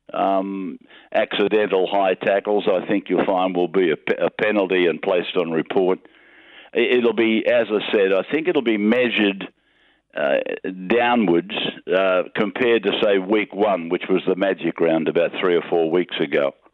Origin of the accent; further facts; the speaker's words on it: Junee, New South Wales, Australia; moved away as an adult; also born or lived in Young, New South Wales; now in Sydney, Australia; I was born in Junee, New South Wales